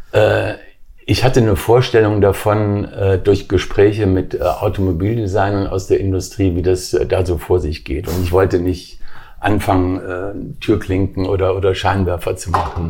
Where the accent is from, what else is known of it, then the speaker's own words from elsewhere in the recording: Wuppertal, North Rhine-Westphalia, Germany; also born or lived in Weimar / Berlin; Ich bin in Weimar geboren. Meine Mutter ist aus Weimar, mein Vater ist aus Triest. Daher vielleicht auch das Talent, die Italiener, mhm. wie man weiß. Und äh, mit vier Jahren nach Berlin, mit acht Jahren nach Wuppertal